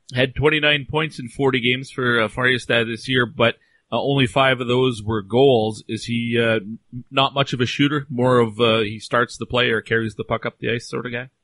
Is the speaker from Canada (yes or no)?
yes; Canada; I'm Canadian